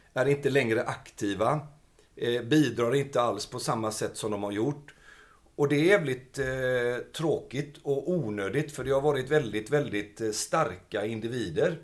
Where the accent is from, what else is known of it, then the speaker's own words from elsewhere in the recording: Gothenburg, Västra Götaland, Sweden; jag är uppvuxen i Biskopsgården.